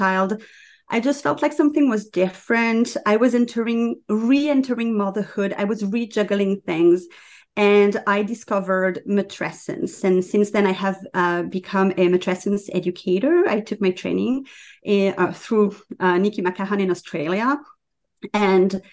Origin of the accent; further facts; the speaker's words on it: France; moved away as an adult; now in Canada; I live in Canada, but I'm from France originally.